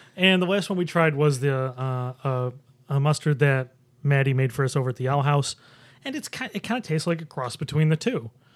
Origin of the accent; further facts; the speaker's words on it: Buffalo, New York, United States; now in Rochester, United States; I'm from Buffalo